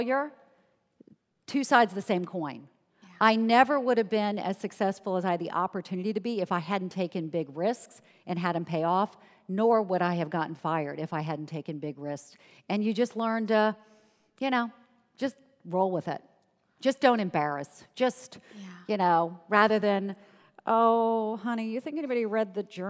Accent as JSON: {"language": "English", "town": "Charleston", "region": "South Carolina", "country": "United States", "tie": "born or raised there", "moved": "yes", "said": "I grew up in Charleston, South Carolina, where my parents' highest aspiration for me was to be an administrative assistant."}